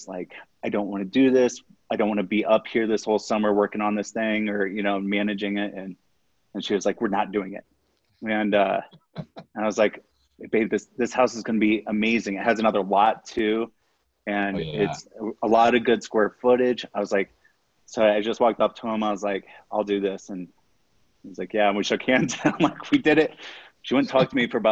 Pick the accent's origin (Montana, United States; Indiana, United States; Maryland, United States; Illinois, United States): Indiana, United States; Fort Wayne; moved away as an adult; also born or lived in Florida; now in Denver, United States; I grew up on a farm in Indiana